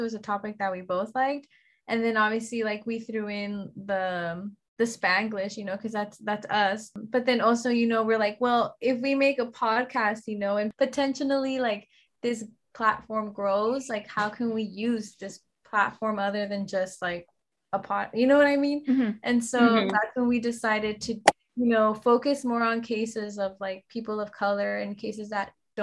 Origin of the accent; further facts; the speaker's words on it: Bay Area, California, United States; We're both from the Bay Area